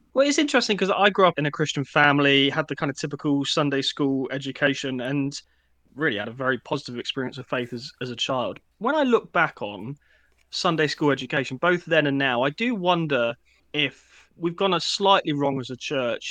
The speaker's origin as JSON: {"language": "English", "town": "Eastbourne", "region": "South East England", "country": "United Kingdom", "tie": "born or raised there", "said": "I grew up in Eastbourne"}